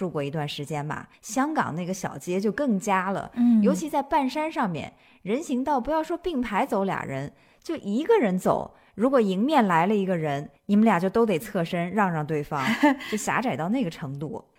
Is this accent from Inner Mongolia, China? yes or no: no; Nanchang, Jiangxi, China; born there; 我祖籍不是江西，但是我本人呢是出生在江西这个地方的，所以我在江西，具体的说，在南昌这个地方，更多的是以一种旁观者的。角度来看待它